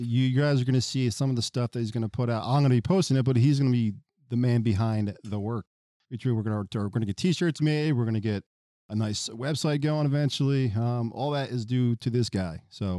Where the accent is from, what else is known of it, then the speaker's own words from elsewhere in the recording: Philadelphia, Pennsylvania, United States; as I said before. I am originally from Philadelphia, Pennsylvania, born and raised.